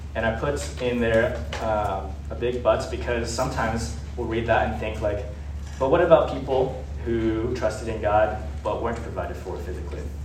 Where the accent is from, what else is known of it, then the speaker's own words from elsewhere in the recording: United States; we were born in America